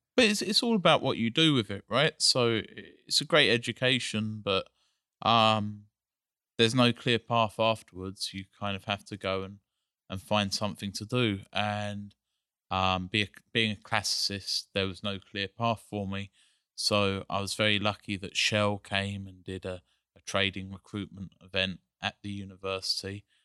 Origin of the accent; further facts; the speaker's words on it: England, United Kingdom; moved away; I grew up in England